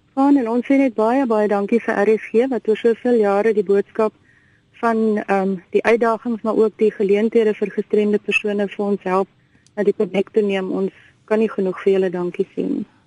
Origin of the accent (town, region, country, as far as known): South Africa